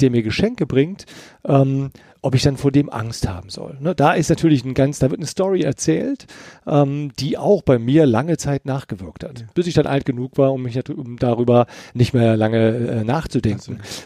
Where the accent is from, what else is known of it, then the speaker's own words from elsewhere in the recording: Eifel, Germany; ich bin ja in, in der Eifel groß geworden